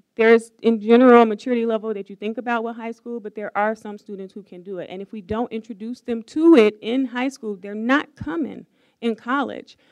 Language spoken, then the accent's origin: English; Chicago, Illinois, United States; moved away as an adult; now in Madison, United States; I'm from Chicago, if I were to move back to Chicago